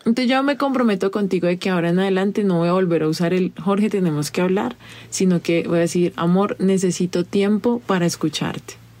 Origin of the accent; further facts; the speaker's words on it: Colombia; a mí como colombiana